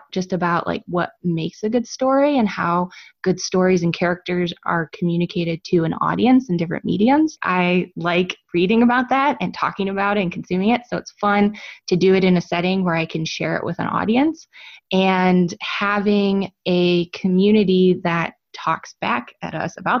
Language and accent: English; Chicago, Illinois, United States; moved away as an adult; we grew up in Chicago